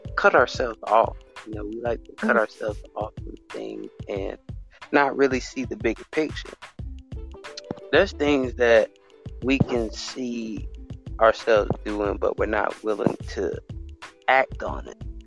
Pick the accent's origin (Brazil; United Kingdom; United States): United States; Alabama; I'm from America, but I'm from Alabama, basically, a little small state